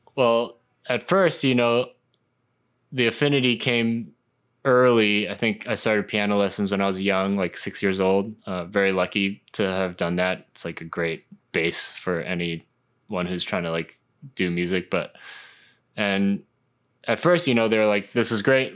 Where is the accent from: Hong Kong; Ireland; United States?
Hong Kong; I was a huge, like, kind of pop punk kid, uh, growing up in Hong Kong